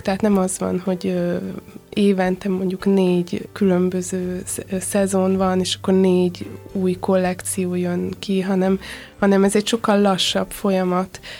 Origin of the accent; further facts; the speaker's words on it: Hungary; also born or lived in London; magyar vagyok, Magyarországon dolgozom